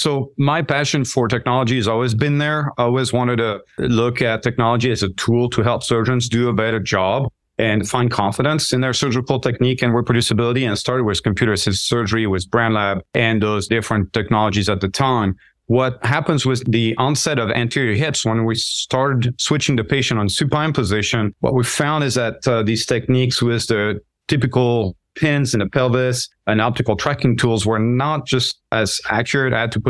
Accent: France; English is a second language; moved away as an adult; now in United States; I grew up in France. I was born and raised there, moved a lot. I did a couple years of that first year of med school in France, but got distracted and missed my anatomy exam. So decided to move to the U.S.

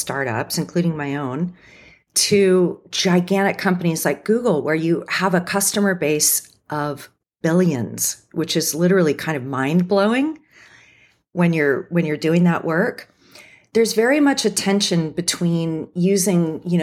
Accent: Cupertino, California, United States; I grew up in Cupertino, so I'm kind of like a Silicon Valley native

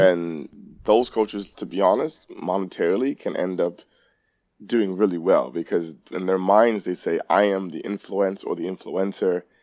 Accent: Toronto, Ontario, Canada; I grew up in Rexdale

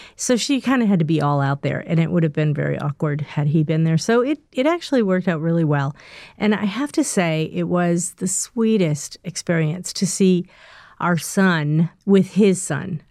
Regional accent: Northeast, United States; I'm not from the South, I'm from the Northeast

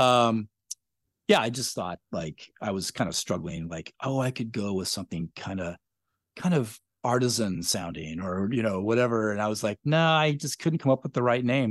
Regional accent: Spokane, Washington, United States; I grew up in Spokane

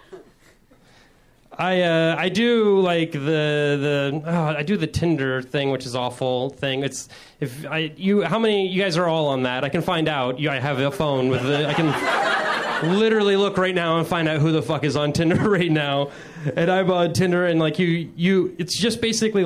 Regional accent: Midwest, United States; I'm from the Midwest

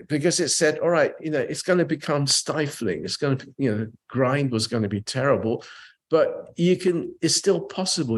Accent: England, United Kingdom; also born or lived in Japan; I was a Japanese kid growing up in England

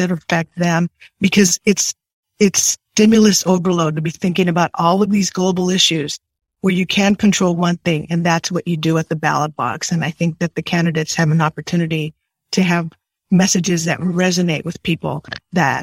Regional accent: San Gabriel Valley, California, United States; also born or lived in Brownsville, Texas; I grew up here in the San Gabriel Valley

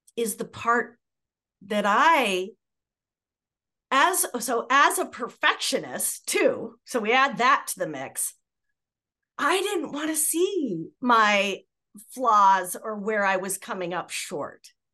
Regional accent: Southern California, United States; I had had a history back when I was a little girl, you know, with growing up in Southern California

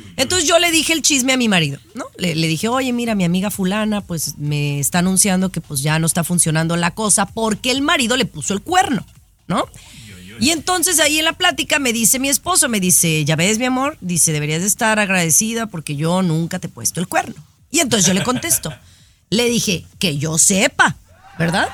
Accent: Guadalajara, Jalisco, Mexico; moved away as an adult; now in United States; cuando viví en Guadalajara, Jalisco, México.

